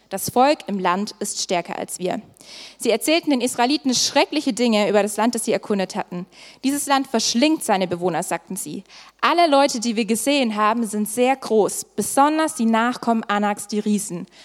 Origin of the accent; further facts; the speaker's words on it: Swabia, Germany; moved away; Ich komme ursprünglich aus dem Schwabeländle